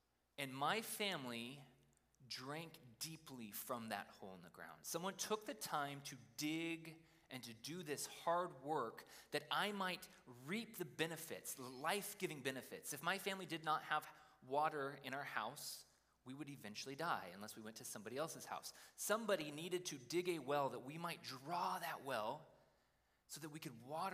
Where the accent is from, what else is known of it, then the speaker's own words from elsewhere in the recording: Idaho, United States; I grew up in Idaho